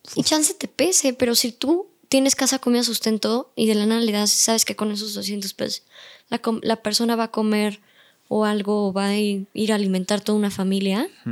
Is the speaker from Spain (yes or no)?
no; Mexico; Yo, México